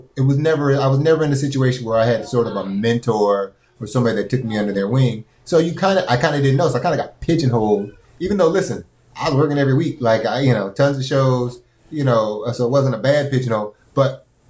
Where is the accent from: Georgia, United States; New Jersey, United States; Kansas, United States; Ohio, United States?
Ohio, United States; Cleveland; born and raised in Cleveland, Ohio